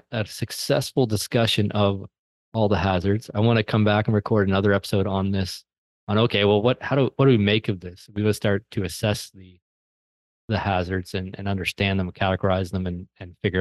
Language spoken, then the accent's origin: English; an hour from Halifax, Nova Scotia, Canada; moved away; Halifax, Nova Scotia, which is an hour away from my hometown, but where I lived for many, many years